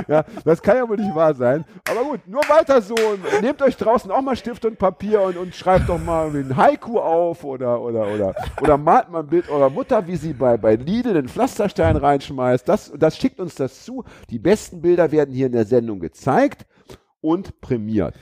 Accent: Braunschweig, Lower Saxony, Germany; now in Hamburg, Germany; Ich bin ja in Braunschweig groß geworden

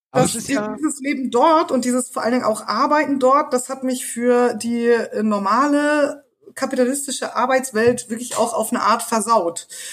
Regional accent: East Germany, Germany; ich komme aus dem Osten

